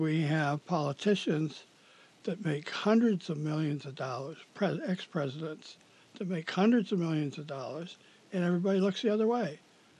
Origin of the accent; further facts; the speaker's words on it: Detroit, Michigan, United States; I grew up in Detroit.